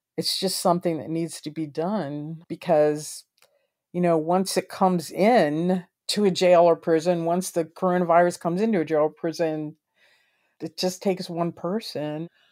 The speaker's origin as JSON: {"language": "English", "region": "Maryland", "country": "United States", "said": "my home state of Maryland"}